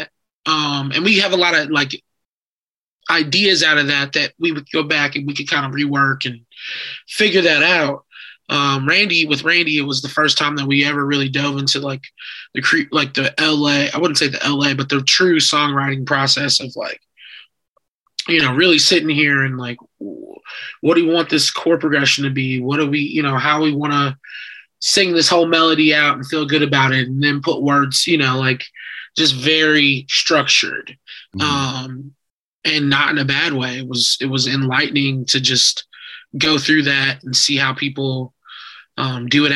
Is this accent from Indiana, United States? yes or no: yes; Indianapolis, Indiana, United States; also born or lived in Chicago; now in Los Angeles, United States; I'm from Indianapolis